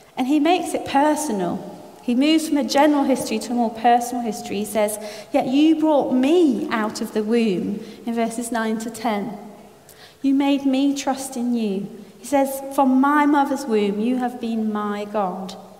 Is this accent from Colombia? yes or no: no; France; moved away; I was brought up in France.